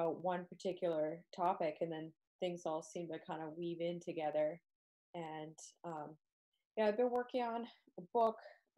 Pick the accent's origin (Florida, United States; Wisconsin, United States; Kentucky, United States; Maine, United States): Maine, United States; I grew up in New England. I grew up in Maine.